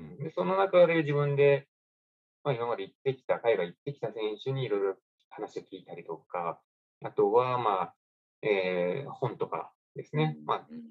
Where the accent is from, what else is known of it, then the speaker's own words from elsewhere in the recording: Tahara, Aichi, Japan; 僕の地元の愛知県の田原市